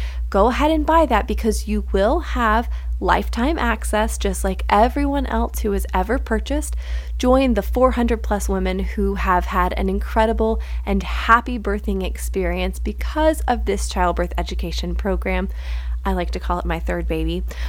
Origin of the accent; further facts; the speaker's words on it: Greenville, South Carolina, United States; we're hosting two trainings in my hometown, Greenville, South Carolina